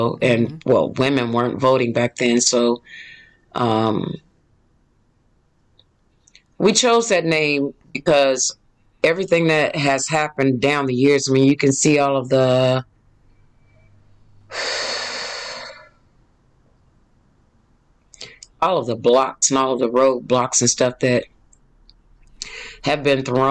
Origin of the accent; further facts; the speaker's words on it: Indianapolis, Indiana, United States; moved away as an adult; also born or lived in Mississippi; now in Atlanta, United States; family moved to Indianapolis